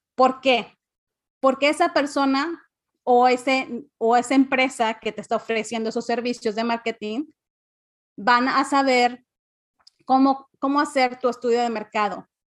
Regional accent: Cancún, Quintana Roo, Mexico; also born or lived in Mérida, Yucatán; yo nací eh, en Mérida, pero crecí en Cancún.

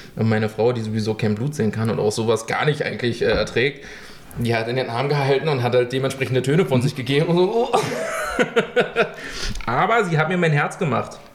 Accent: Germany; bei uns in Deutschland

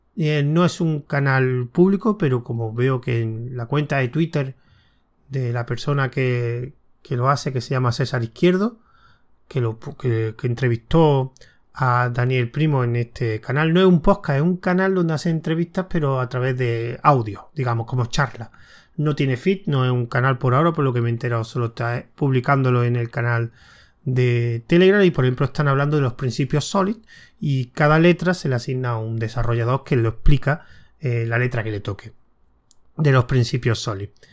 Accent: Córdoba, Andalusia, Spain; yo soy de Córdoba

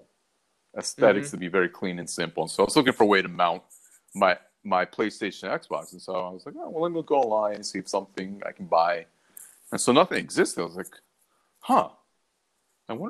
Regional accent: Baltimore, Maryland, United States; moved away as an adult; also born or lived in Washington, D.C.; I was born in Baltimore, grew up there

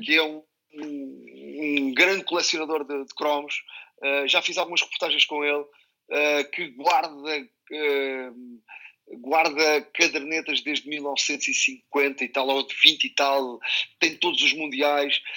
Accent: Montijo, Setúbal, Portugal; eu sou do Montijo

